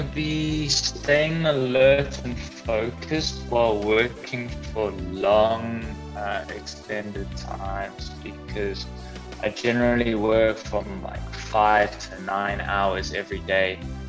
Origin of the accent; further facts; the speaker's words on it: Johannesburg, Gauteng, South Africa; also born or lived in Cape Town; I was born in Cape Town, moved to Johannesburg when I was about 8 years old